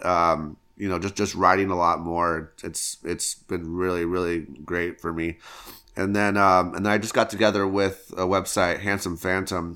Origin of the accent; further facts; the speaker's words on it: Los Angeles, California, United States; moved away as an adult; now in Nashville, United States; I grew up in Los Angeles